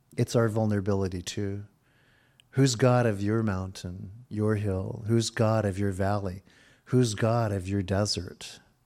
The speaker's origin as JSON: {"language": "English", "region": "Virginia", "country": "United States", "tie": "born or raised there", "said": "I was born in Virginia"}